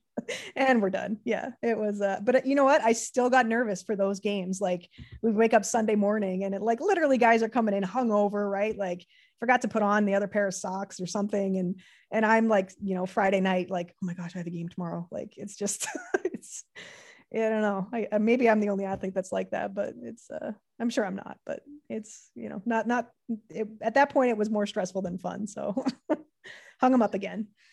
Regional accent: Canada; being Canadian

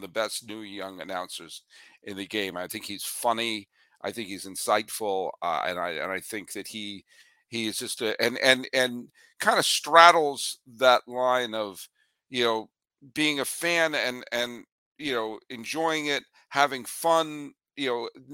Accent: New England, United States; I'm a native New Englander

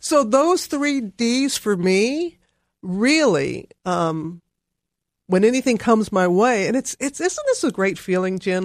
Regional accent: Mississippi, United States; moved away as an adult; also born or lived in Alabama / Louisiana / Nashville / Atlanta; I was born in Alabama, reared in Mississippi, went to college in Louisiana

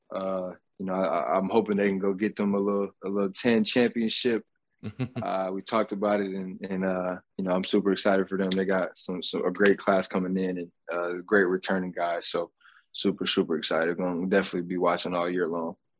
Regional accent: Grand Rapids, Michigan, United States; Grand Rapids, Michigan, and my hometown

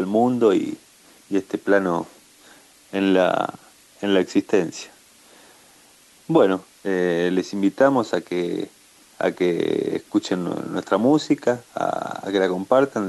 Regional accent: Buenos Aires, Argentina; moved away as an adult; now in Córdoba, Argentina; aquí vivimos en Córdoba, nosotros somos originalmente de Buenos Aires, pero vinimos hace un par de años aquí a la sierra

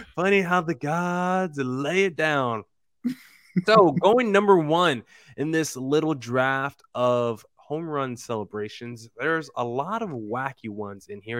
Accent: New Jersey, United States; I'm a guy born and raised in New Jersey

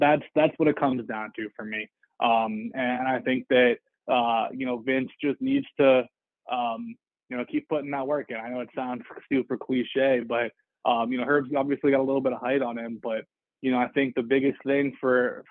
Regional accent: Los Angeles, California, United States; I'm from Los Angeles

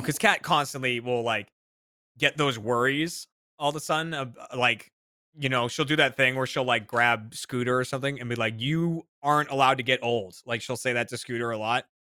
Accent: Burlington, Massachusetts, United States; The mall in uh in my hometown in Burlington, Mass

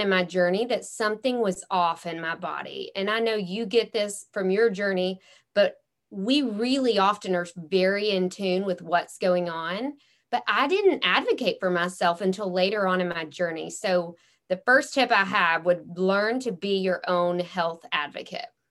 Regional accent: Memphis, Tennessee, United States; I'm from Memphis, Tennessee

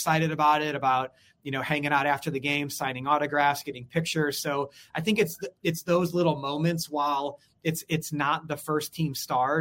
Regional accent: St. Louis, Missouri, United States; I'm born and raised in St. Louis

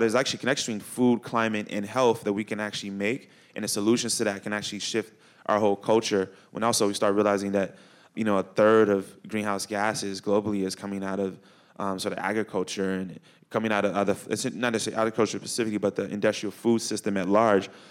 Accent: Chicago, Illinois, United States; moved away; I grew up in Chicago.

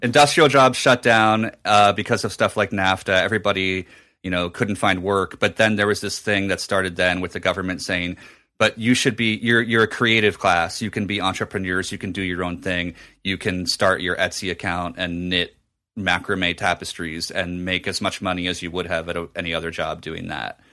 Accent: New Jersey, United States; at a Borders in my hometown in Jersey

